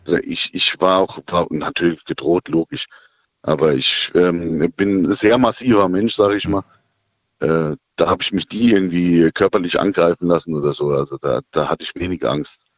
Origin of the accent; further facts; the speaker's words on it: Birkenau, Hesse, Germany; Ich bin aus dem Odenwald